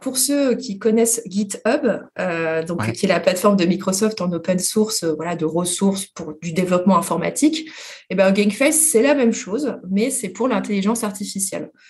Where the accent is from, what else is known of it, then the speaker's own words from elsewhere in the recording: France; mais nous, les Français